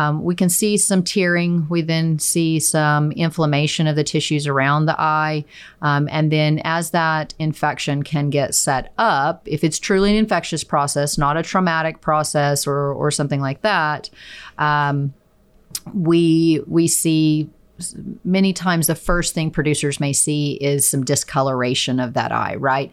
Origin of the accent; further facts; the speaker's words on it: Chickasha, Oklahoma, United States; now in Stillwater, United States; I am originally from Chickasha, Oklahoma